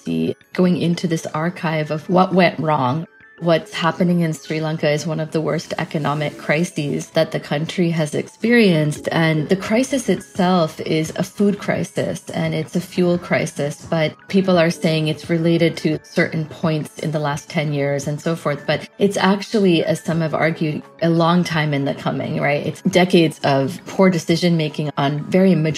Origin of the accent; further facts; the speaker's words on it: Connecticut, United States; I grew up in Connecticut in a predominantly white area in the 1980s